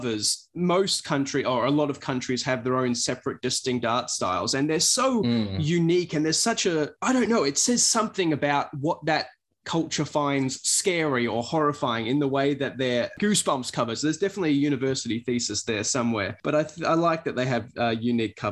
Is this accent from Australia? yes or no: yes; Australia; growing up in Australia as I did